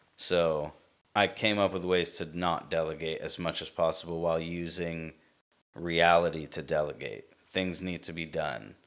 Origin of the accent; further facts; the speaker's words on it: United States; I was born here, uh, sister brother born here. So we're American